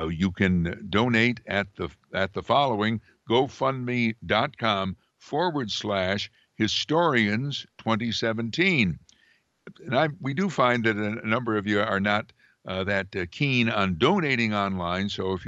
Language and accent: English; Amsterdam, New York, United States; I grew up in a city at the time had Amsterdam, New York, had over 30,000 people when I was a kid, and the population's now shrunk to 17,000.